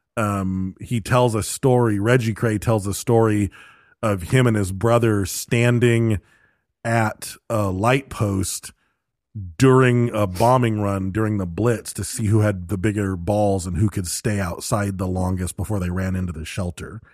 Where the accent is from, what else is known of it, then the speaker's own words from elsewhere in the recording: United States; I'm an American